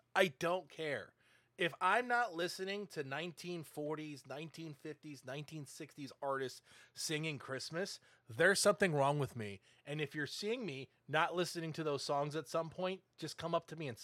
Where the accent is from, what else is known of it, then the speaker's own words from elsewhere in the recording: New England, United States; I'm from New England